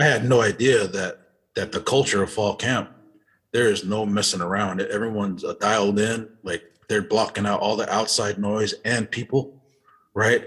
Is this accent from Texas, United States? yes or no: yes; Euless, Texas, United States; also born or lived in Utah; growing up in Euless, you know, we actually lived in these uh, low income apartments